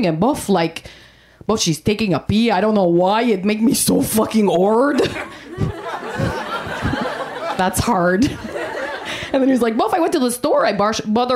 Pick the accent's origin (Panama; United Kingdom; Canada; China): Canada; I am Canadian